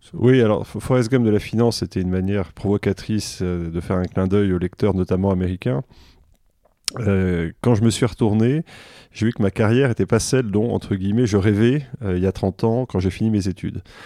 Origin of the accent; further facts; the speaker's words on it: Grenoble, Auvergne-Rhône-Alpes, France; also born or lived in Versailles / Alsace; now in Washington, United States; je suis né à Versailles. En fait, mes parents euh, ont déménagé pratiquement après ma naissance à Grenoble